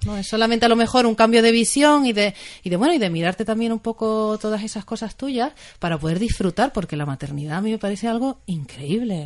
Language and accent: Spanish; Tenerife, Canary Islands, Spain; moved away as an adult; now in Asturias, Spain; Yo soy de Tenerife, de un lugar cálido